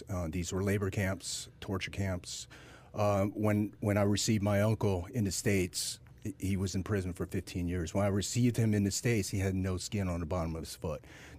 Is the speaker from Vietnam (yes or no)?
yes; Ho Chi Minh City, Vietnam; born there; I was born in Vietnam. I was born on a cold cement floor in the basement of Saigon Hospital.